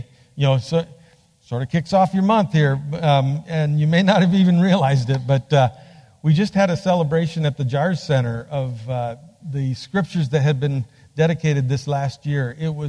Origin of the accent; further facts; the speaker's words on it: Bolivia; also born or lived in Peru; I was born and raised in Bolivia, South America. My parents were doing Bible translation when I was born. So, este es mi país. born in Bolivia.